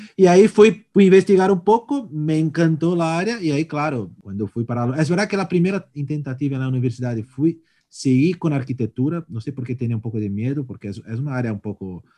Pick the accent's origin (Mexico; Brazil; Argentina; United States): Brazil; born or raised there; Spanish is a second language; now in Spain